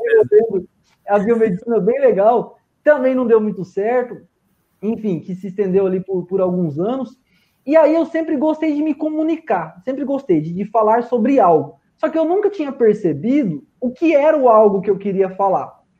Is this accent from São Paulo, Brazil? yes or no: no; Londrina, Paraná, Brazil; sou biomédico, sou de Londrina